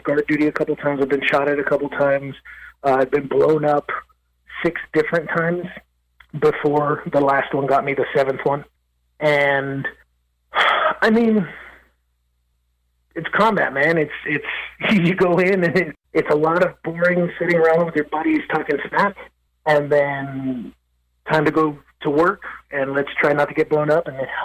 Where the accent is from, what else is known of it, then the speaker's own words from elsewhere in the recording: Los Angeles, California, United States; moved away as an adult; now in Nashville, United States; I was born and raised in East LA, and I love my childhood